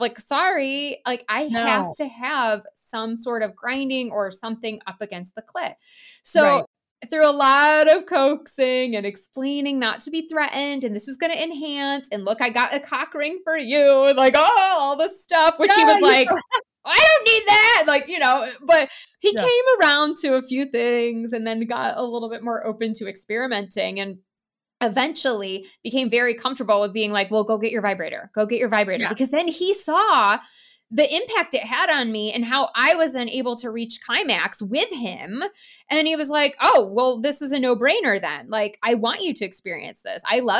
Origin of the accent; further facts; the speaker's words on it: New York, United States; No, I grew up in New York. Yeah. Okay. State New York. But of course I escaped because as soon as I could move, I was like, it is too cold here for me.